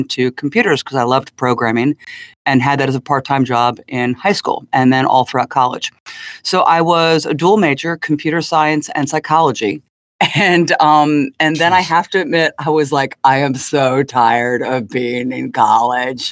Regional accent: Princeton, New Jersey, United States; also born or lived in Ohio; I grew up in Princeton High School in a bit of a sheltered life

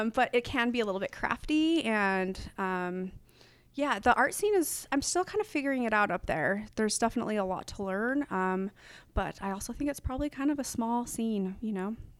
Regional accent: Salt Lake City, Utah, United States; now in Portland, United States; to be in my hometown

